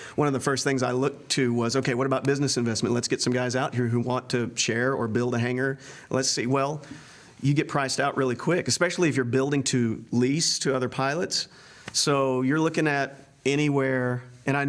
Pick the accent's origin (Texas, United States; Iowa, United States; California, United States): Texas, United States; Hurst; I was growing up in Hearst when I was born in 72